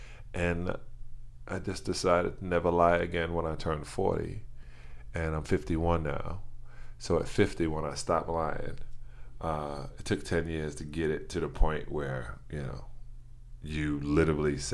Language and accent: English; New York City, New York, United States; I was born in Brooklyn, New York, at Brooklyn Jewish Hospital